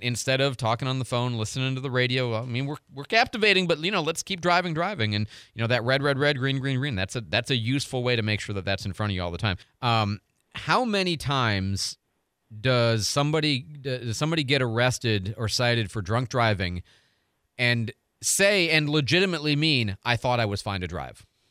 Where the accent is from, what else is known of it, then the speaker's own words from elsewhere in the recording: Midwest, United States; now in Pensacola, United States; I grew up in the Midwest.